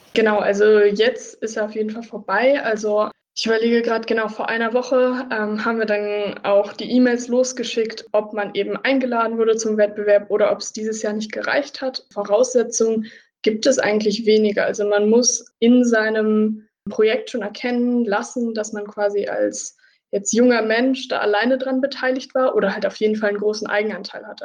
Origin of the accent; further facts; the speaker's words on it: Münster, North Rhine-Westphalia, Germany; moved away as an adult; now in Jena, Germany; Also ich komme eigentlich so aus dem Raum Münster, im Norden von NRW